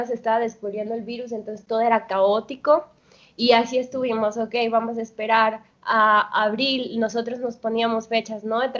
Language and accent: Spanish; Colombia; now in Mexico; Bueno, yo llegué de Colombia y conseguí un empleo muy rápido, ¿no?